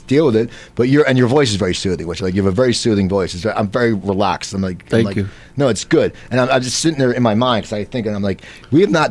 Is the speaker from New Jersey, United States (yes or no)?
yes; Cherry Hill, New Jersey, United States; now in Burbank, United States; I'm from Cherry Hill, right outside Philly